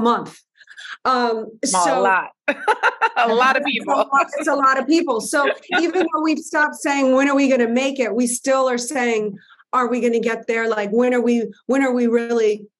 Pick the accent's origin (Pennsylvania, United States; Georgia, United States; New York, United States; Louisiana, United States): Louisiana, United States; New Orleans; I'm a girl from New Orleans